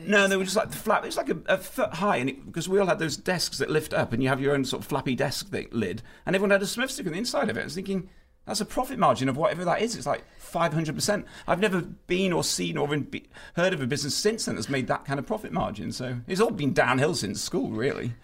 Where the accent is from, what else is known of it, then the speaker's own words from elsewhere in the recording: United Kingdom; as a British person